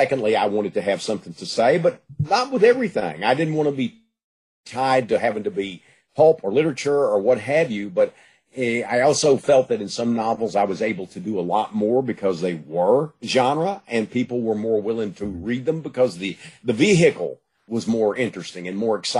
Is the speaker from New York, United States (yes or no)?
no; Gladewater, Texas, United States; I was growing up in East Texas, Gladewater, you know, area. I was born in Gladewater and lived in the East Texas area all my life.